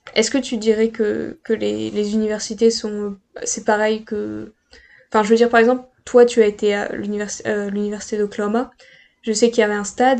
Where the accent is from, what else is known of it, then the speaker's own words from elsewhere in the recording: Pas-de-Calais, Hauts-de-France, France; je viens du Pas-de-Calais.